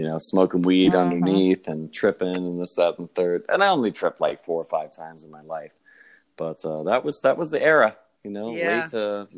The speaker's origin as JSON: {"language": "English", "town": "Meadville", "region": "Pennsylvania", "country": "United States", "said": "We're all from Meadville."}